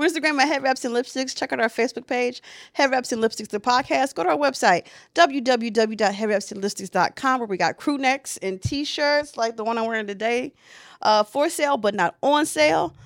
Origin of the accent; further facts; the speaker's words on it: United States; first language English; I'm an American